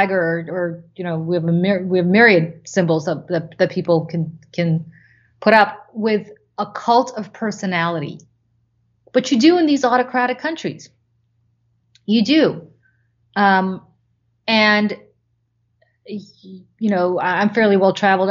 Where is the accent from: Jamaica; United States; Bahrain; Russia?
Russia; Moscow; moved away; growing up in Moscow